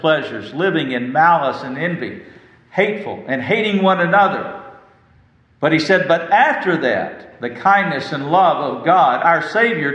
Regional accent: West Texas, United States; I grew up in West Texas

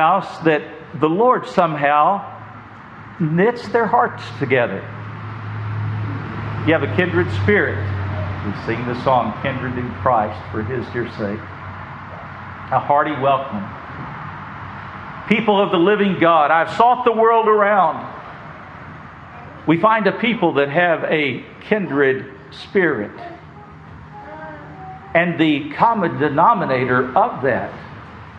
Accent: West Texas, United States; moved away; I grew up in West Texas

